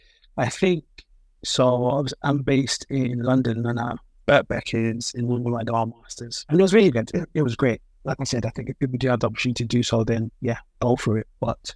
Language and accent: English; Nigeria; I thought to focus on the MPFL because, again, I'm Nigerian.